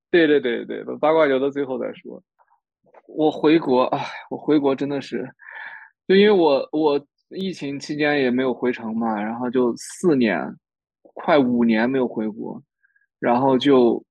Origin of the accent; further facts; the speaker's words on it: Ningxia, China; also born or lived in Toronto, Canada / Calgary, Canada; now in Canada; 我宁夏人